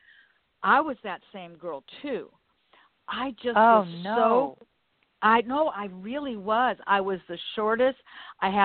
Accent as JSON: {"language": "English", "town": "Los Angeles", "region": "California", "country": "United States", "tie": "born or raised there", "said": "I was born in Westchester. I started in Westchester"}